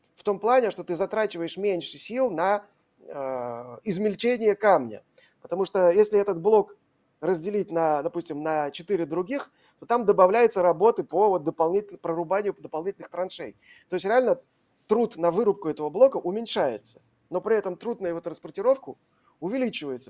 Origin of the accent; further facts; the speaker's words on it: Saint Petersburg, Russia; я вот из Петербурга